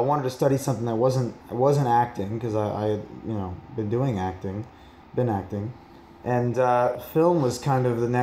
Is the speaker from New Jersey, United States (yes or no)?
yes; rural New Jersey, United States; also born or lived in New York; I grew up in a very rural part of New Jersey and in New York, kind of back and forth.